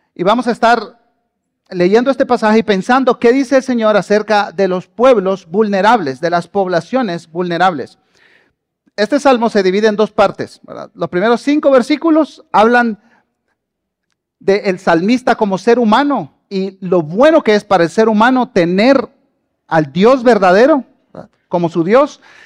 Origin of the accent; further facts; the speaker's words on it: southern Honduras, Honduras; moved away as an adult; also born or lived in Tegucigalpa, Honduras; now in Guatemala; Yo nací en Guatemala, pero crecí en Honduras y viví en un pueblito al sur de Honduras